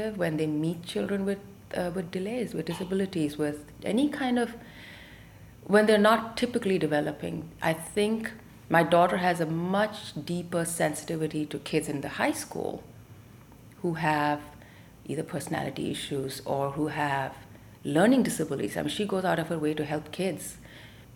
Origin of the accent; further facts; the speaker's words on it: Delhi, India; also born or lived in Tamil Nadu; now in United States; We grew up in Delhi as Tamilians, as immigrants ourselves up north